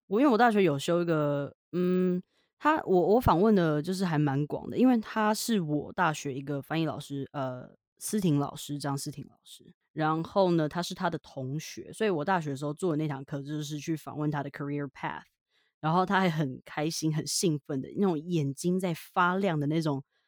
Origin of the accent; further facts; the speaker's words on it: Taiwan; accent: Taiwanese Mandarin; also born or lived in Richmond, British Columbia, Canada; 我今天怎么那么台湾国语